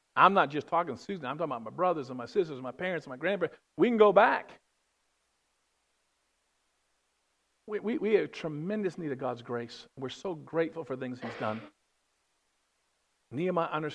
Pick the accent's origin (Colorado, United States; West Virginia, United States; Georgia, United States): West Virginia, United States; I'm from West Virginia.